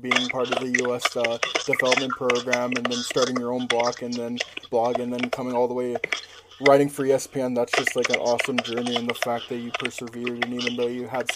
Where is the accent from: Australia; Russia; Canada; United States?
Canada; as a Canadian